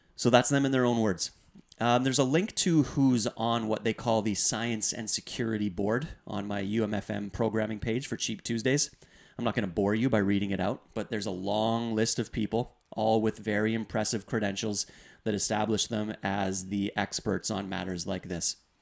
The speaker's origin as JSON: {"language": "English", "country": "Canada", "said": "as Canadian citizens"}